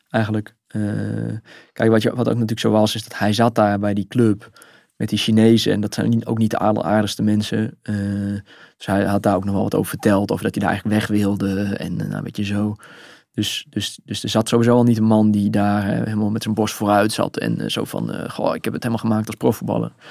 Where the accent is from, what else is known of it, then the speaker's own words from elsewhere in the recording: Netherlands; nou, we komen uit Nederland, we zijn journalist